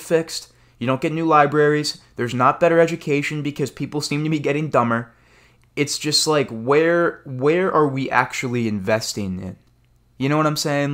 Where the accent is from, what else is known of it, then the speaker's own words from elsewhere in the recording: United States; as an American citizen